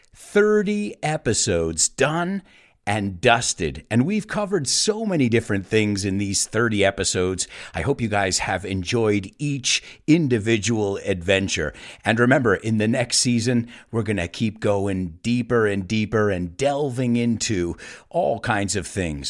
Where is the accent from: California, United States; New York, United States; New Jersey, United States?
New York, United States; moved away; I grew up in the United States. I grew up in New York, a multicultural city.